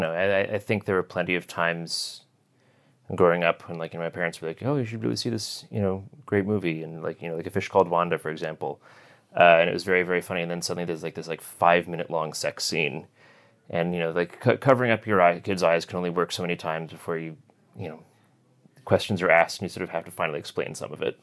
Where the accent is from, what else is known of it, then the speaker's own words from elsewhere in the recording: Connecticut, United States; now in New York City, United States; I grew up in Connecticut, sort of the northwest corner of the state